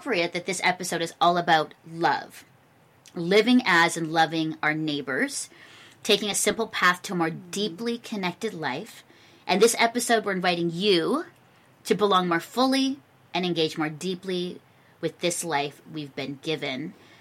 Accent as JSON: {"language": "English", "town": "Burlington", "region": "Ontario", "country": "Canada", "tie": "born or raised there", "said": "I'm here in my hometown of Burlington, Ontario"}